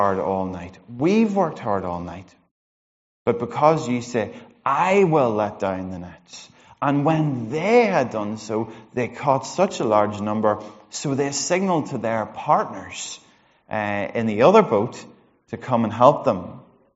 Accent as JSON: {"language": "English", "town": "Monaghan", "region": "County Monaghan", "country": "Ireland", "said": "I'm from Monaghan"}